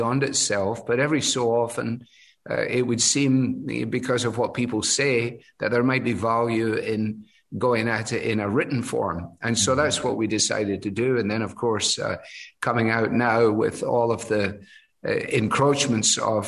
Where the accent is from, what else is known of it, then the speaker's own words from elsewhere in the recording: Glasgow, Scotland, United Kingdom; moved away as an adult; also born or lived in Edinburgh; now in Cleveland, United States; Glasgow, my hometown, is only, you know, 40 minutes on the train from Edinburgh.